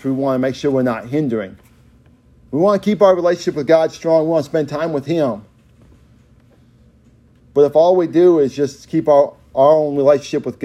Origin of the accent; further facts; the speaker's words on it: Oklahoma, United States; We are more than Okies.